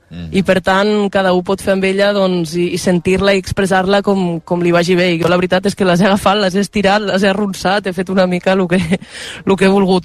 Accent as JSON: {"language": "Catalan", "area": "Val d'Aran", "region": "Catalonia", "country": "Spain", "first_language": "Aranese", "second_language": "Catalan", "said": "els aranesos som una mica terra de ningú i de tothom"}